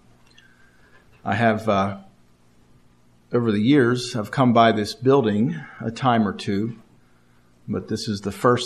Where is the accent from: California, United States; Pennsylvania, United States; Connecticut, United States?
Pennsylvania, United States; Martinsburg; also born or lived in Altoona, Pennsylvania; I was born and raised in Martinsburg, Pennsylvania